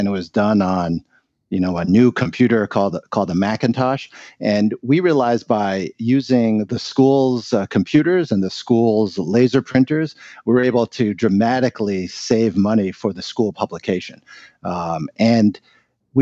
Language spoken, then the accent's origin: English; New York, United States; They studied in Seattle and then both got jobs in New York, where I was born. My parents very much wanted to live in America because of the freedoms and the opportunities that this country afforded, and they became citizens, and I grew up in New York